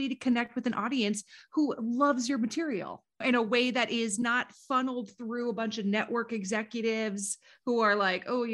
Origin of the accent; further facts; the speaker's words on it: Minnesota, United States; as a Minnesotan